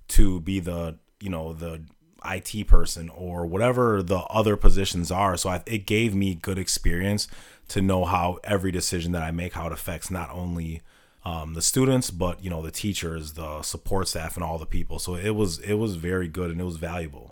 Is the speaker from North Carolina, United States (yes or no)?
no; Milwaukee, Wisconsin, United States; also born or lived in Saint Cloud, Minnesota; I'm born and raised in Milwaukee